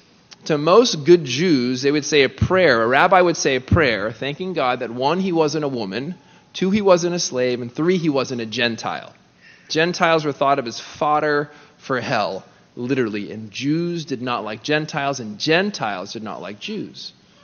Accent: California, United States; moved away as an adult; now in New York City, United States; I came here from California 7 years ago.

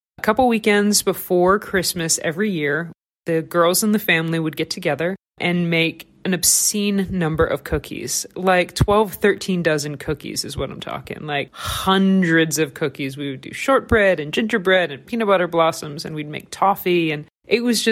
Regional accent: the South, United States; I'm from the South, so we add egg to our mac and cheese

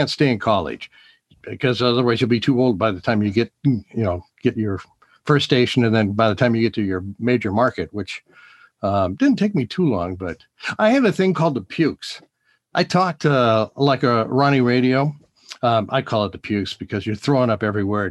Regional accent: Bainbridge Island, Washington, United States; also born or lived in Seattle; we moved to Bainbridge Island from Seattle

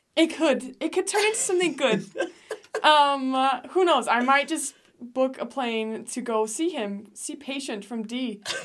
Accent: Denmark; moved away as an adult; also born or lived in England / United States (born); now in Utah, United States; I lived in England for a bit too, but I grew up in Denmark my whole life

